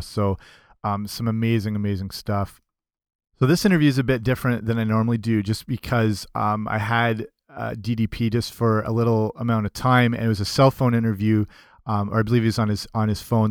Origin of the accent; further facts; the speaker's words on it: Canada; I'm I'm Canadian